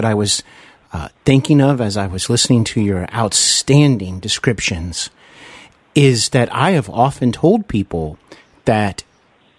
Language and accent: English; Dayton, Ohio, United States; now in Cincinnati, United States; I'm from actually Dayton, Ohio, but I'm here in Cincinnati, which mm-hmm. I consider a part of my hometown